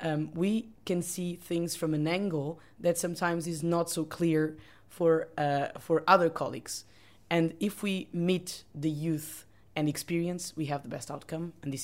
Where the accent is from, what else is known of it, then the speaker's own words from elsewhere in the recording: Portugal; I'm from Portugal.